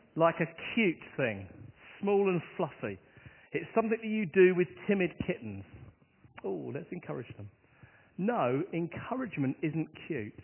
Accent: Hastings, South East England, United Kingdom; my hometown is on the south coast of England, and if I say its name, I guess you'll know the one thing that my town is famous for. I come from the town of Hastings

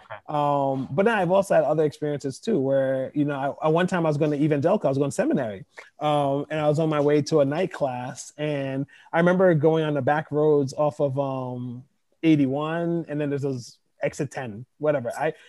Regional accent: Côte d’Ivoire; English is a second language; moved away; I was coming from Ivory Coast, which is a French speaking country, you know?

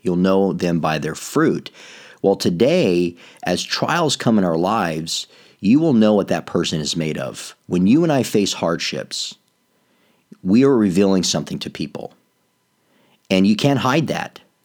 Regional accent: Arizona, United States; now in North Carolina, United States; I grew up in Arizona, I grew up in the desert

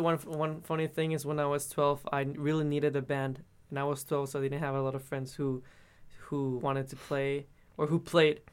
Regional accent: Mexico; first language Spanish; English is a second language; moved away as an adult; now in United States; in Mexico, in my hometown, it's always so so hot.

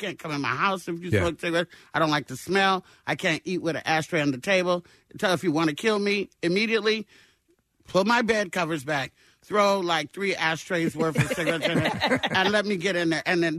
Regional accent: Arkansas, United States; born there; I was born in Arkansas.

